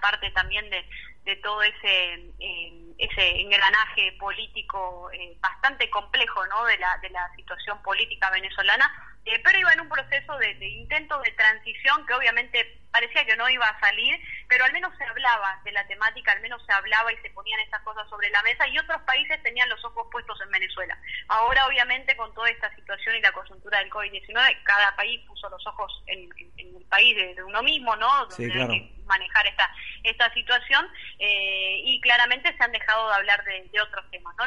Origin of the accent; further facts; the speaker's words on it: Argentina; que tenemos como, como argentinos